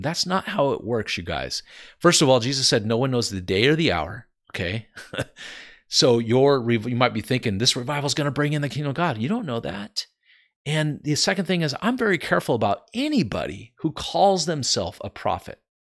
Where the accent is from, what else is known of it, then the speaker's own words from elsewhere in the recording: Santa Cruz, California, United States; we grew up in California and Santa Cruz